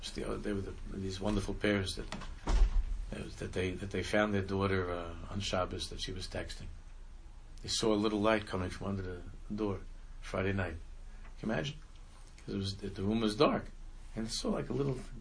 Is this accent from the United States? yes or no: no; Israel; moved away; when I was growing up in Israel, and I was again I lived in Israel